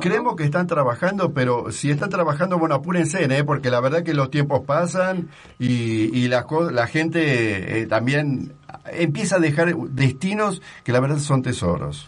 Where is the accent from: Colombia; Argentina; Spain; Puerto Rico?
Argentina; now in Mexico; como argentino